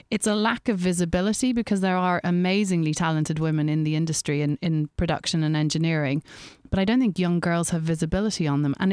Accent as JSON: {"language": "English", "country": "Ireland", "said": "I being Irish"}